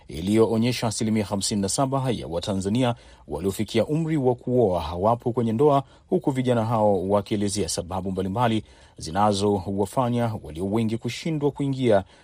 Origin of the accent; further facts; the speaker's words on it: Dar es Salaam, Tanzania; natokea Dar es Salaam.